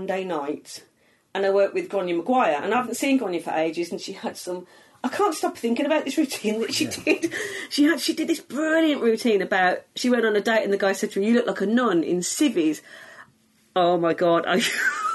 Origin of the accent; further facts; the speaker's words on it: Walsall, West Midlands, United Kingdom; accent: Black Country; I'm from near Birmingham, but I'm from the Black Country